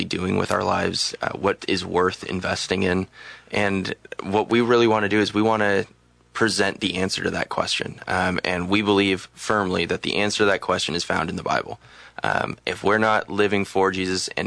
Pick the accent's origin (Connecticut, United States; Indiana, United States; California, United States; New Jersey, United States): California, United States; Los Angeles; now in Salem, United States; I'm from Los Angeles